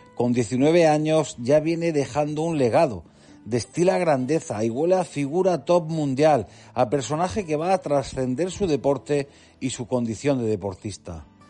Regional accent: Region of Murcia, Spain; Siendo yo murciano

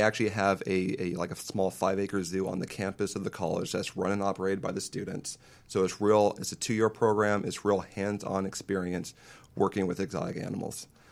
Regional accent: Paso Robles, California, United States; I grew up in Paso Robles, up near in San Francisco County

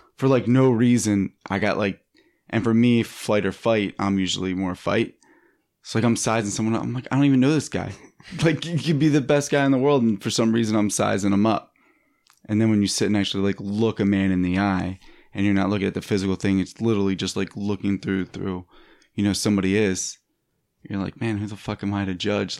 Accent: Philadelphia, Pennsylvania, United States; now in Los Angeles, United States; I'm from Philadelphia

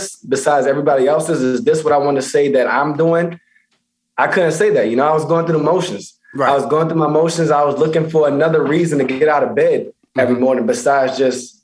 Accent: Baltimore, Maryland, United States; moved away; also born or lived in Pennsylvania; Originally Baltimore, Maryland. And went to high school in Pennsylvania.

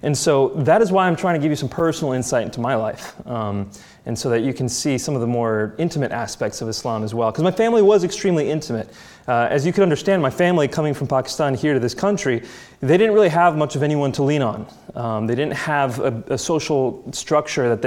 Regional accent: United States; I was born and raised in the United States

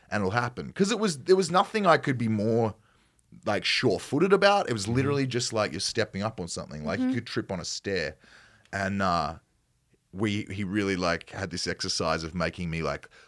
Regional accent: Australia; accent: Australian; perhaps not as broad as my accent might get uh-huh. from an Australian standpoint

